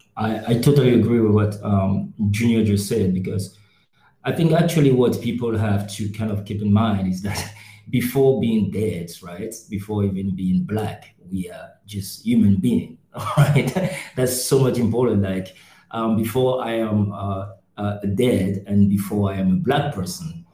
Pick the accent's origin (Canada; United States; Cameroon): Cameroon; now in Berlin, Germany; born in Cameroon